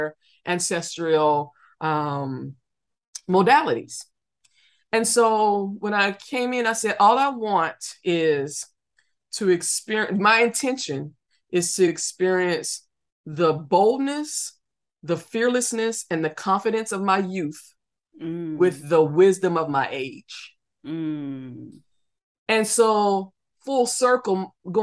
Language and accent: English; the South, United States; I grew up in the South